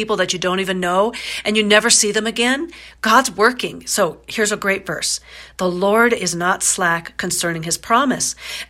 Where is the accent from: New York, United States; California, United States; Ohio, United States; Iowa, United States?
Iowa, United States; also born or lived in Florida; when I was 4, my parents got divorced. I was born in Florida. They got divorced. I moved to Iowa